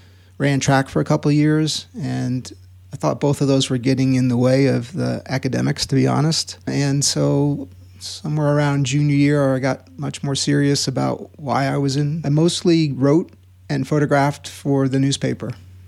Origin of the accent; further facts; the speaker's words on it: Queens, New York, United States; also born or lived in Long Island / New Haven, Connecticut; Born in Queens, and we lived in Queens and then Long Island, and then high school was in New Haven, Connecticut.